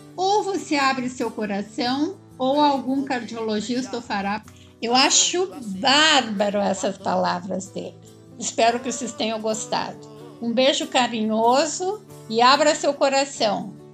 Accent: Curitiba, Paraná, Brazil; now in São Paulo, Brazil; Eu moro em São Paulo, mas eu não sou paulista, nem paulistana. Eu sou da terra do Onassi, da Denise e do Andrei. Eu sou curitibana

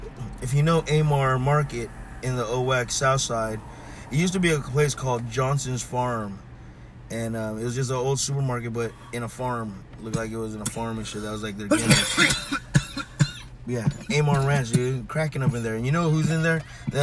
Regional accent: Philippines; I'm Filipino. I like good noodle too.

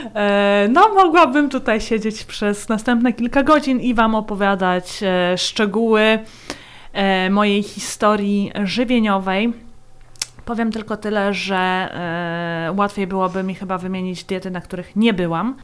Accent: Poland; also born or lived in Latvia; now in Austria; urodziłam się na Łotwie, wychowałam w Polsce, stąd e, mój doskonały język polski

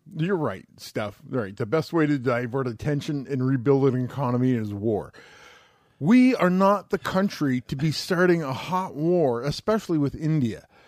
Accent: Canada

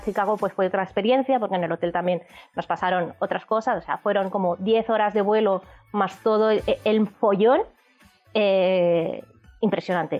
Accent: Barcelona, Catalonia, Spain; somos de Barcelona

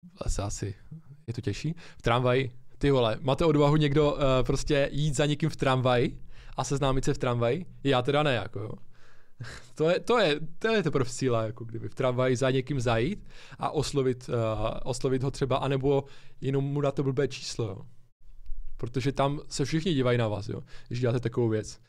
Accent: Ostrava, Moravian-Silesian Region, Czechia; my jsme z Ostravy oba dva

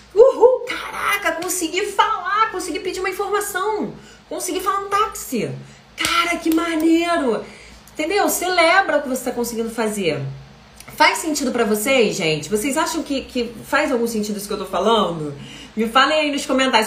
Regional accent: Rio de Janeiro, Brazil; eu sou carioca, sou do Rio de Janeiro

